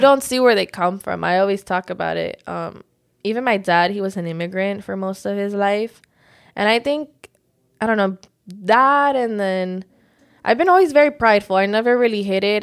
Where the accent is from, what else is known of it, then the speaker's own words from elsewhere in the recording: Miami, Florida, United States; also born or lived in Georgia, United States; I was raised in Miami, but I was born in Georgia